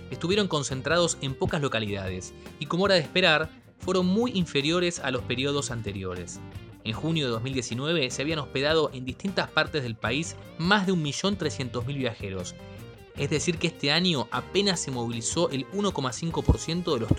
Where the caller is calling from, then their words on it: Iglesia, San Juan, Argentina; del Departamento de Iglesia en la provincia de San Juan.